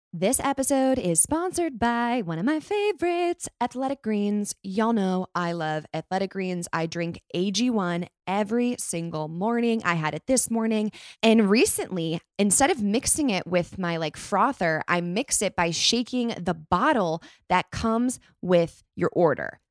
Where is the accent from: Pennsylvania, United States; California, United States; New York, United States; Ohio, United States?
California, United States; also born or lived in Chicago; I was born in Chicago, but raised in California